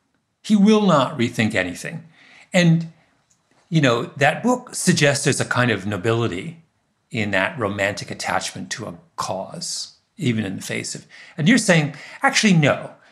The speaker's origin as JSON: {"language": "English", "town": "Waterloo", "region": "Ontario", "country": "Canada", "tie": "born or raised there", "said": "The exact same thing happened in Waterloo, my hometown. All the people who left RIM are the foundation of this incredible tech resurgence in Southern Ontario."}